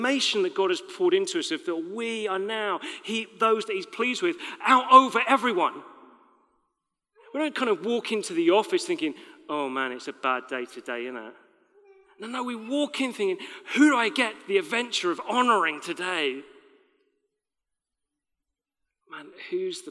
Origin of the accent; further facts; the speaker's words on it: United Kingdom; We're British